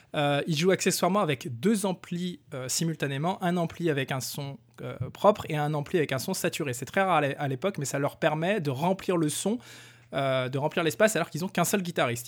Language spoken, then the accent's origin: French; France; je suis un Français.